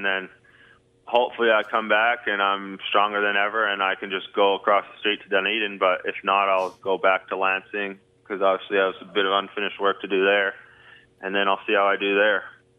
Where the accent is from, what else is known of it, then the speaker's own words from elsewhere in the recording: Vancouver, British Columbia, Canada; I mean, I'm from Vancouver, obviously. I love it.